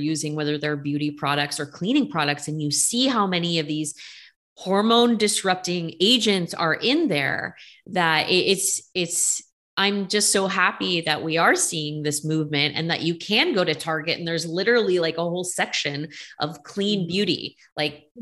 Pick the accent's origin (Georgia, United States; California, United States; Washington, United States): California, United States; Bay Area; I'm from the Bay Area